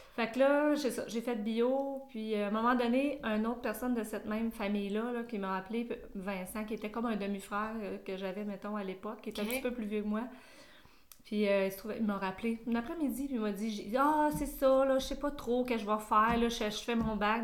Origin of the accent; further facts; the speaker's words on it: Sherbrooke, Quebec, Canada; je viens de Sherbrooke